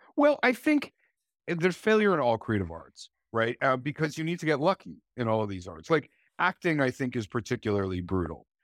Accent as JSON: {"language": "English", "country": "Canada", "said": "I'm a Canadian writer"}